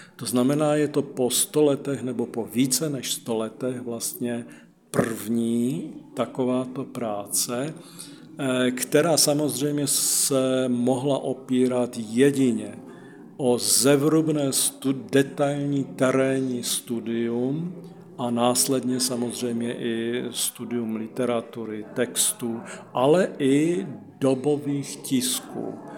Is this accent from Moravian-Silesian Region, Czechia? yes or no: yes; Ostrava, Moravian-Silesian Region, Czechia; moved away as an adult; also born or lived in Prešov, Slovakia; jako Ostravák v podstatě velice blízko jsou Moravskosleské Beskydy a Vsetínské vrchy